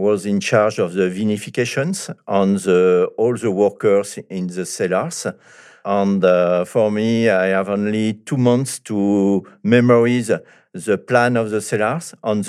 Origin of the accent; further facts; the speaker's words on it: Grand Est, France; English is a second language; also born or lived in Morocco / Algeria / Cameroon; I was born in Morocco. My father was a military man, and he travelled to North Africa. After Morocco, I stayed in Algeria, and at the end, it's Cameroon in Equatorial Africa. And I come back to France when I was 7 years old.